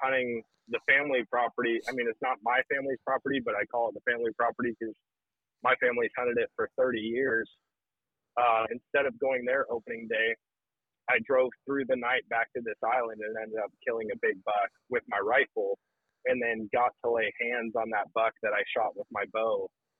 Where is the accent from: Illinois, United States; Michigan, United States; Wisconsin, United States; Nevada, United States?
Wisconsin, United States; This is my first year out of all the years growing up in Wisconsin, my first year hunting public land in Wisconsin.